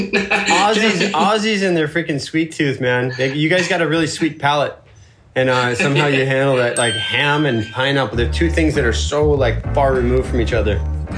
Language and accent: English; Florida, United States; I'm from Florida.